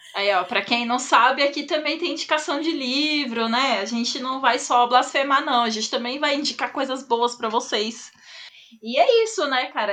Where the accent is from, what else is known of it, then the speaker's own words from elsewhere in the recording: São Paulo, Brazil; Sou de São Paulo